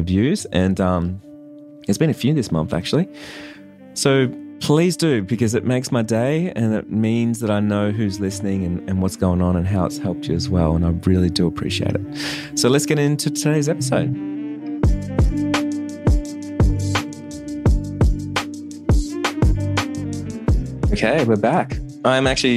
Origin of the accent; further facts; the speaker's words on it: Australia; I'm from Australia